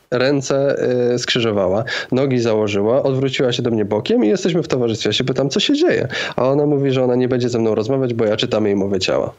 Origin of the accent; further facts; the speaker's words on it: Zakopane, Lesser Poland, Poland; moved away; ja pochodzę z takiej no, mniejszej miejscowości, 20 parę tysięcy mieszkańców, Zakopane, a teraz przeprowadziłem się do większego miasta